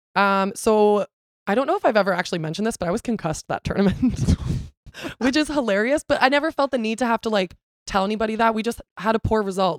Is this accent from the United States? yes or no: no; Canada; also born or lived in Ontario; I'm a Canadian citizen, not a Brazilian citizen